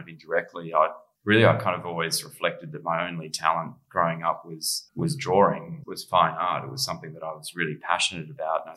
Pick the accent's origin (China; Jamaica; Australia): Australia; Brisbane, Queensland; I grew up in Brisbane. I was born here.